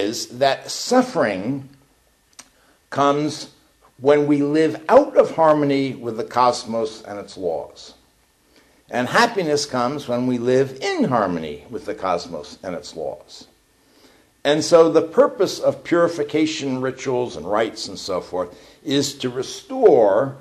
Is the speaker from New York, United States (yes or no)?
yes; New York, United States; now in Eugene, United States; I'm from New York.